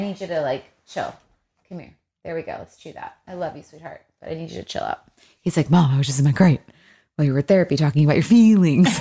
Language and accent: English; Michigan, United States; also born or lived in Los Angeles; now in Nashville, United States; I'm from Michigan